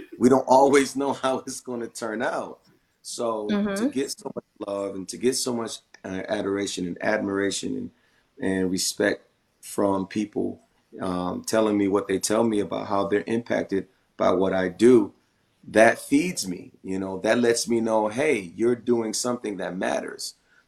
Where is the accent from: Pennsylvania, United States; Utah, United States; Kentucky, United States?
Pennsylvania, United States; Philadelphia; I'm from Philly and how, you know, there's certain reasons why I made a decision to move away.